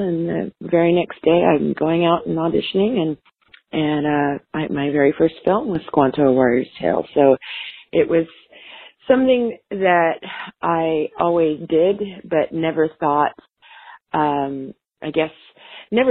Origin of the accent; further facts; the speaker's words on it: Alaska, United States; my growing up in Alaska, I was the oldest child